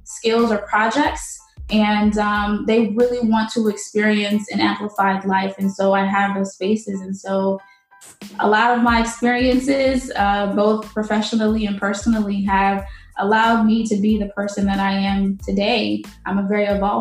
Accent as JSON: {"language": "English", "town": "St. Louis", "region": "Missouri", "country": "United States", "tie": "born or raised there", "also_born_or_lived": "Haiti", "moved": "as an adult", "lives_now": "Florida, United States", "said": "I was born in Haiti, and my family and I moved to the United States in 1994. And at that time I was three. And so we settled in St. Louis, Missouri"}